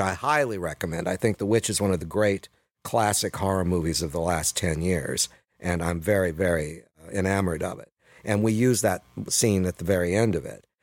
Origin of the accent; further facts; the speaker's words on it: Sacramento, California, United States; the municipal auditorium where we all graduated a year later, downtown Sacramento